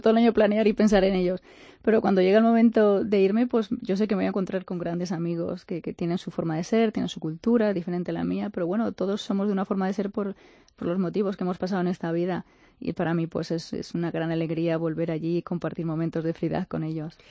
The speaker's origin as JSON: {"language": "Spanish", "town": "Onda", "region": "Valencian Community", "country": "Spain", "tie": "born or raised there", "also_born_or_lived": "United States / Uganda", "moved": "as an adult", "said": "en Onda, en Castillo mi pueblo"}